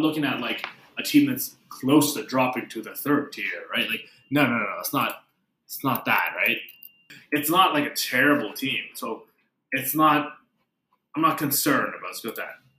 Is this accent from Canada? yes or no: yes; Canada; we're both Canadian.